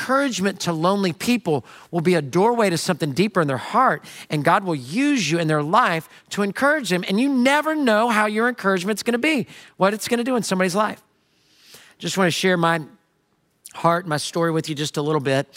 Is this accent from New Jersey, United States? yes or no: no; Houston, Texas, United States; a guy from Houston